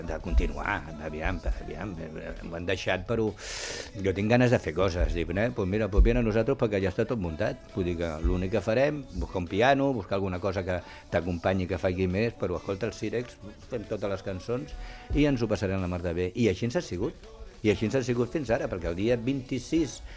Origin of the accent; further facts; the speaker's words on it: Barcelona, Catalonia, Spain; jo soc de la Barceloneta, tio, sí, i allí en sí. parlem un català, m'entén, català flight